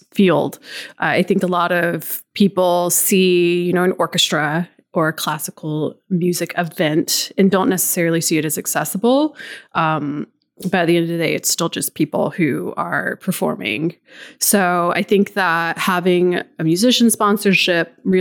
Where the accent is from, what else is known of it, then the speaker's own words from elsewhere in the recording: Savannah, Georgia, United States; I'm from Savannah. I went to Savannah Arts for high school